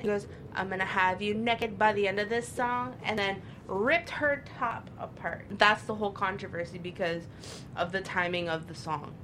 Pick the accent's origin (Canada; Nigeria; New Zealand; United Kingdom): Canada; Toronto, Ontario; also born or lived in Brampton; I'm originally from Toronto, so sometimes I say I'm from Toronto. Sometimes I'll be like, yeah, yo, I'm a Brampton